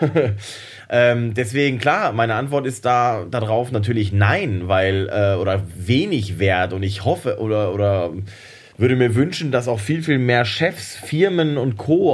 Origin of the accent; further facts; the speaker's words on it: Hamm, North Rhine-Westphalia, Germany; moved away; aus meiner Heimatstadt Hamm